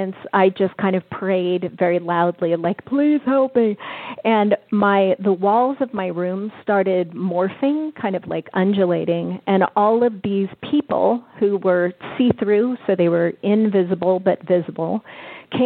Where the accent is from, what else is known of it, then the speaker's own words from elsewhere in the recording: Bay Area, California, United States; I'm from the Bay Area